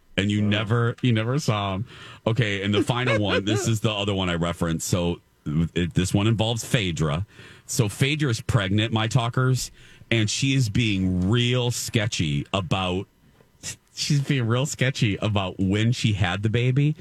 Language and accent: English; Indiana, United States; moved away; my home state of Indiana